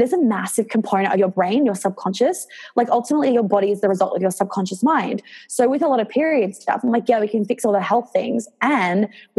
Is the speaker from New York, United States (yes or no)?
yes; New York, United States; now in Australia; I grew up in New York